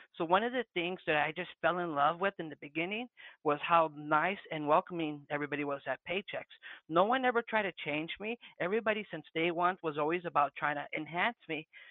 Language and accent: English; Santa Ana, California, United States; first language Spanish; English is a second language; moved away; also born or lived in Phoenix, Arizona; I'm from the West Coast, born and raised Southern California, Santana, Orange County, Spanish being my first language